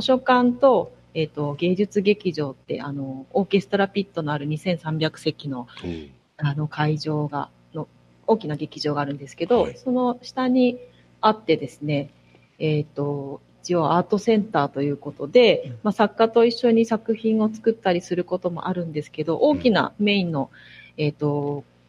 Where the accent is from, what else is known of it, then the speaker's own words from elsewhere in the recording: Fukuoka, Japan; moved away as an adult; also born or lived in Beppu; now in Sapporo, Japan; 出身福岡でずっと福岡で育ったんですけど